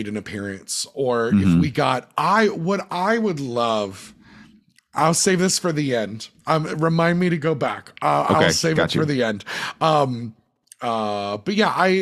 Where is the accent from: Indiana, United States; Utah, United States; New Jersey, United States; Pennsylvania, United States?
New Jersey, United States; we're from Central Jersey